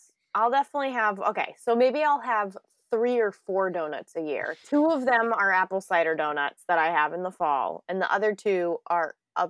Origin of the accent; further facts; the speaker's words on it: New England, United States; I was born in January in New England.